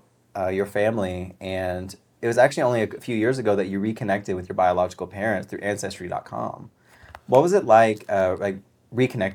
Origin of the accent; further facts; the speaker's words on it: Arkansas, United States; I'm from Arkansas.